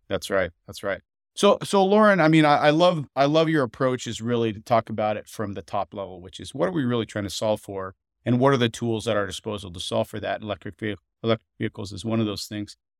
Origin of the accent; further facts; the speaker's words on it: Montana, United States; I grew up, uh, surrounded by outdoorsmen in Montana